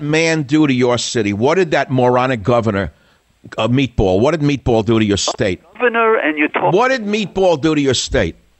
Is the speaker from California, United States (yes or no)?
yes; San Diego, California, United States; I'm from San Diego, California